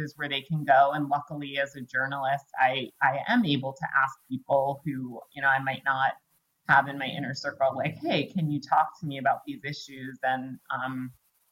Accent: Greenwich, Connecticut, United States; I grew up in Greenwich, Connecticut

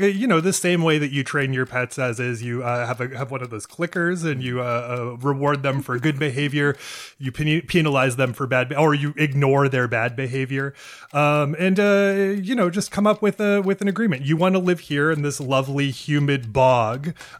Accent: Maine, United States; I'm from Maine, where mosquitoes are said to be the Maine state bird.

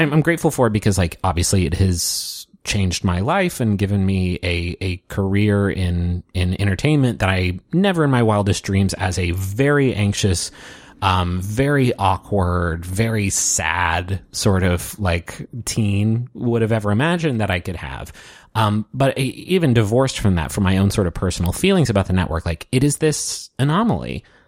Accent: Huntington, West Virginia, United States; moved away as an adult; also born or lived in Batavia, Ohio; Travis and I moved away from Huntington, uh, me for the first time

